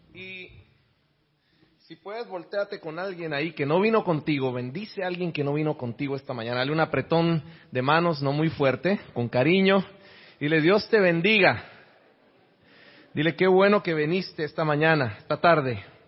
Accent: Guatemala; now in Miami, United States; Soy de Miami, originario de Guatemala.

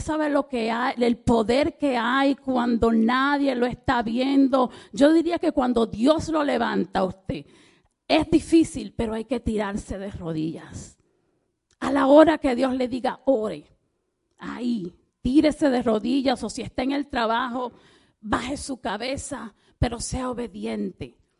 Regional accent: Dominican Republic; yo soy dominicana

